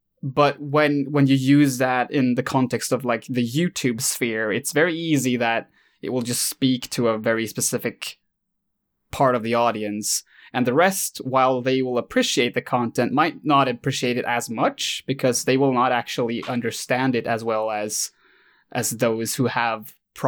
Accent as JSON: {"language": "English", "country": "Sweden", "second_language": "English", "said": "I did this in Swedish, since, surprise, I'm Swedish."}